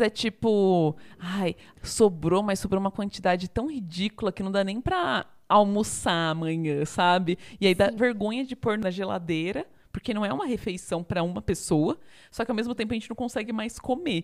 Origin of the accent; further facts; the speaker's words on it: São Bernardo do Campo, São Paulo, Brazil; moved away as an adult; also born or lived in Rio de Janeiro / São Carlos; eu sou original de São Bernardo do Campo, terra do alemão do Big Brother